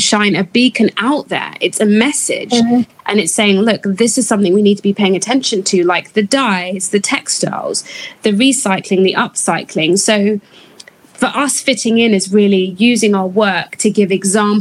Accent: United Kingdom; being a British-born Ghanaian

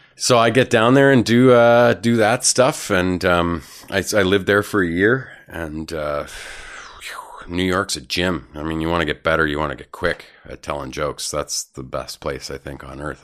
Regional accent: Canada; also born or lived in Vancouver; now in Toronto, Canada; as a Canadian comedian

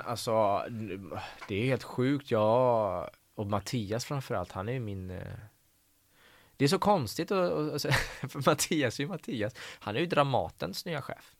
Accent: Gothenburg, Västra Götaland, Sweden; first language Persian; Swedish is a second language; also born or lived in Tehran, Iran; jag tycker att jag är uppvuxen i Backa. Mm. Um, i Hisingen

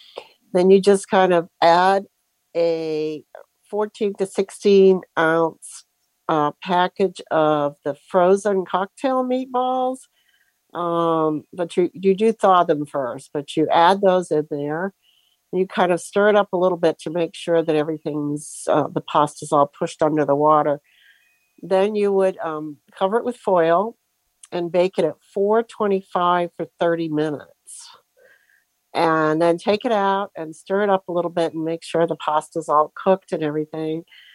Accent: Sebring, Florida, United States; And I'm from Sebring, Florida, before I forget.

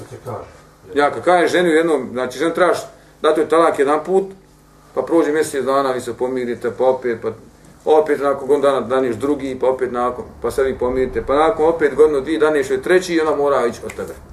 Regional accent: Bosnia & Herzegovina

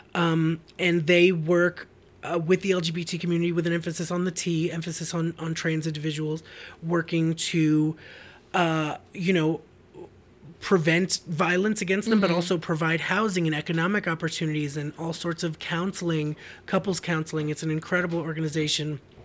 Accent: Boston, Massachusetts, United States; I grew up in Boston, uh, in the suburbs

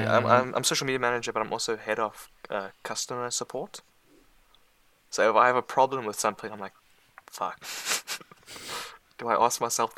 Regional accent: South Africa; now in England; I'm currently in England. But I'm not English. I'm South African. Everyone says I have a British accent, but.

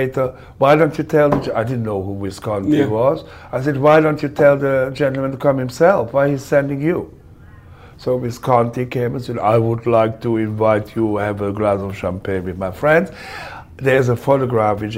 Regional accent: Cologne, North Rhine-Westphalia, Germany; English is a second language; moved away; I grew up in a horrible time in Germany, because there was nothing

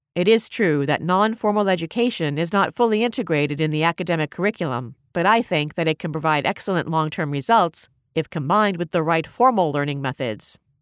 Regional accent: Abu Dhabi, United Arab Emirates; also born or lived in Dubai; growing up in Abu Dhabi

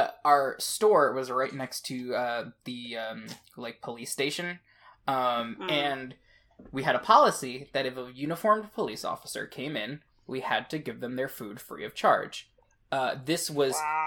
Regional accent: New Jersey, United States; I'm from Jersey

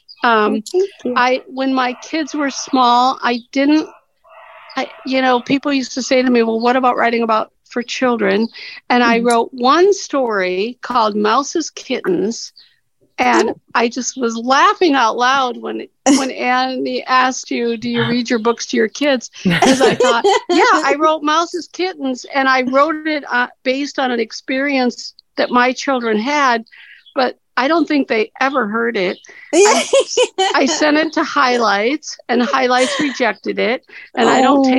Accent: Cincinnati, Ohio, United States; I'm from Cincinnati

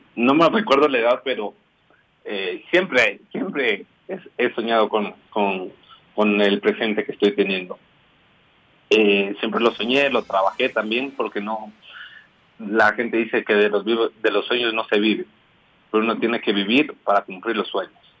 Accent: Quito, Pichincha, Ecuador; Nací en Quito

